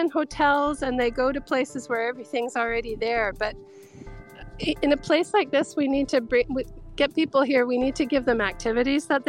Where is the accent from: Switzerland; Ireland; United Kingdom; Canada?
Canada; now in Japan; my hometown in Canada